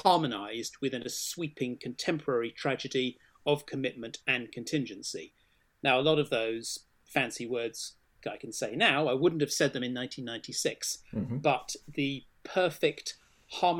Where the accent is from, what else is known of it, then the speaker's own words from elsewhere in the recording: Swindon, South West England, United Kingdom; I grew up, I was born in Swindon